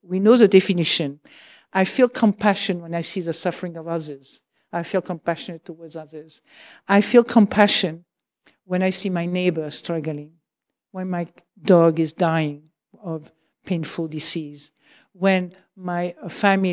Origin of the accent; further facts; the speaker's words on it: Provence-Alpes-Côte d'Azur, France; now in United Kingdom; I come from Provence